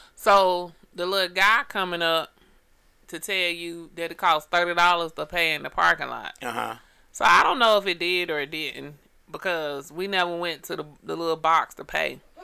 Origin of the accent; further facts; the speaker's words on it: Atlanta, Georgia, United States; I'm from Atlanta